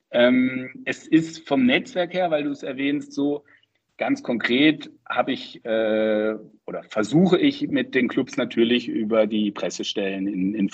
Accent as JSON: {"language": "German", "town": "Freiburg", "region": "Baden-Württemberg", "country": "Germany", "tie": "born or raised there", "said": "Und ich bin in Freiburg aufgewachsen und ähm, mein erstes Spiel habe ich Ende der 80er gesehen und in den 90ern war ich dann regelmäßig im Stadion."}